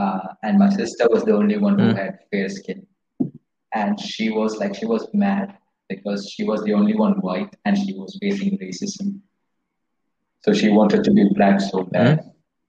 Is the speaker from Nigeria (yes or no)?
no; India; I'm Indian.